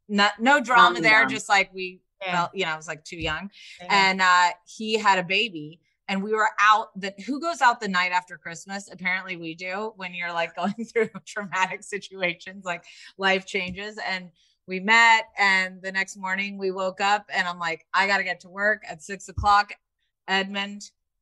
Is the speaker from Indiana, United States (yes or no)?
yes; Indiana, United States; I grew up in Indiana. Like you know, it's not really the same.